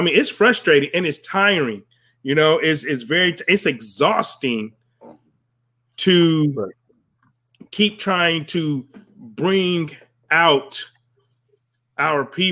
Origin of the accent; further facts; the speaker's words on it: United States; This is still our country. I was born here. I was raised here. This is my country